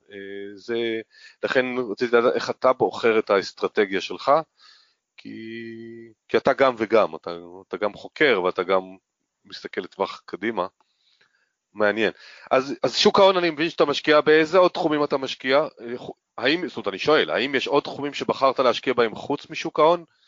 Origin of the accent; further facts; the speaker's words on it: Northern Israel, Israel; גם אני צפוני